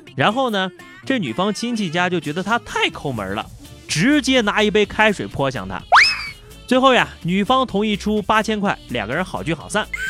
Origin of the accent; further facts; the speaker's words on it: northern China, China; now in Yunnan, China; 特别怀念在北方冬天打雪仗的日子